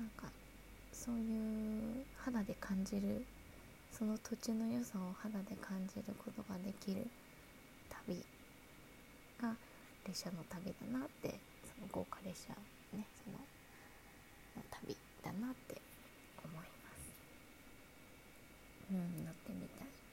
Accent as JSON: {"language": "Japanese", "region": "Kanto", "country": "Japan", "tie": "born or raised there", "said": "関東生まれ"}